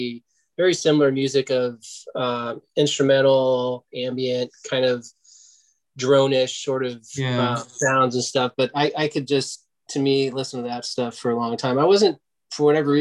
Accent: Stockton, California, United States; Stephen Malkmus was from my hometown, Stockton, California

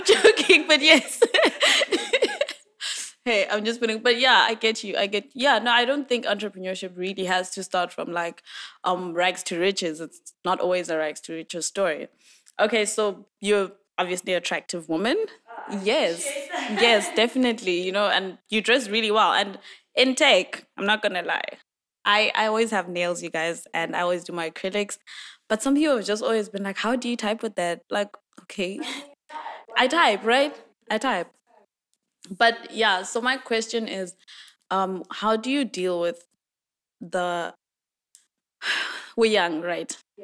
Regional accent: Eswatini; I'm from Swaziland

